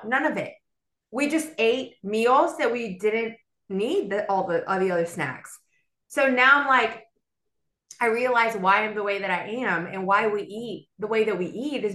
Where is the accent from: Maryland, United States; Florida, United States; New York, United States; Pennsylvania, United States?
Florida, United States; Miami; moved away as an adult; also born or lived in Venezuela; now in Birmingham, United States; I was born and raised in Miami